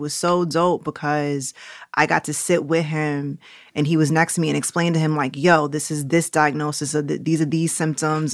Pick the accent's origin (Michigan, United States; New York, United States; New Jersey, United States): New York, United States; New York City; accent: New Yorkness; also born or lived in Jamaica (ancestry); now in Los Angeles, United States; I grew up on 119th Street and Lenox